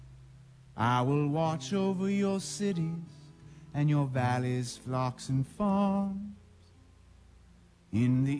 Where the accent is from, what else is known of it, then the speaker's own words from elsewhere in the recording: Pennsylvania, United States; moved away as an adult; now in New York, United States; I grew up in Pennsylvania